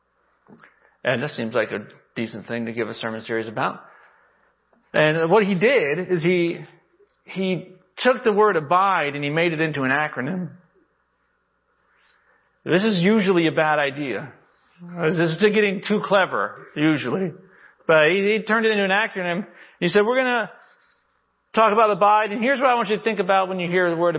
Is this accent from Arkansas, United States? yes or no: yes; Arkansas, United States; I come from Arkansas